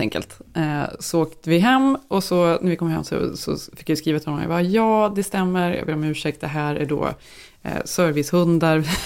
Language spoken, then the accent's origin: Swedish; Sweden; now in United States; vi som är svenskar